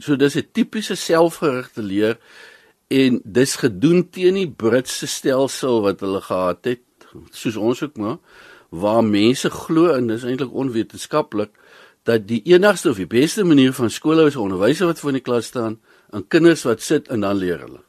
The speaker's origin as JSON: {"language": "Afrikaans", "country": "South Africa", "said": "Ons is Suid-Afrikaners"}